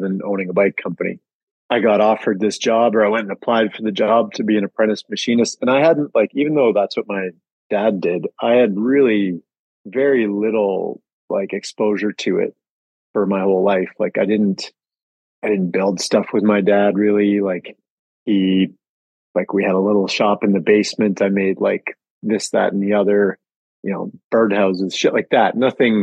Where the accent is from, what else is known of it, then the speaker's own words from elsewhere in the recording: Calgary, Alberta, Canada; I grew up in Calgary, and I was like a really small kid until high school.